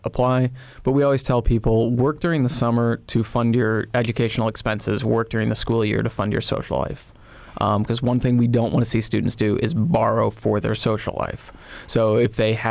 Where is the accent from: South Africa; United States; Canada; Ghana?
United States; Bloomington, Indiana; I'm from Bloomington.